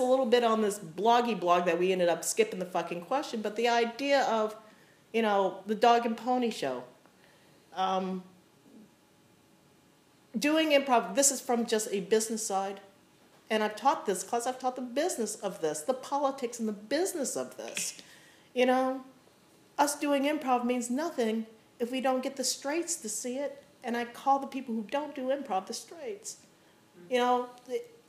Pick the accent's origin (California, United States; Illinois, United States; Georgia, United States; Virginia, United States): Illinois, United States; Chicago; I'm from Chicago